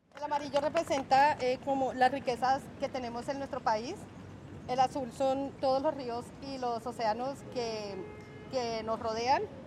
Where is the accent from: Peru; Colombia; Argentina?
Colombia; moved away as an adult; also born or lived in Bogotá / Ecuador / Venezuela / Panama; now in Spain; Desde que tengo uso de razón he estado migrando en mi propio país y bueno, ya luego me tocó por cosas eh, económicas, ¿no? Me tocó salir de Colombia